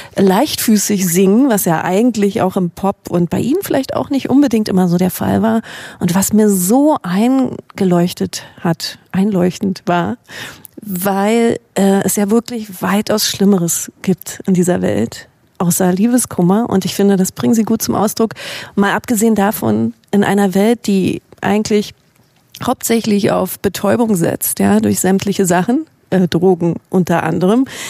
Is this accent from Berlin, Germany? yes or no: yes; Berlin, Germany; wir kommen beide aus Berlin und leben auch noch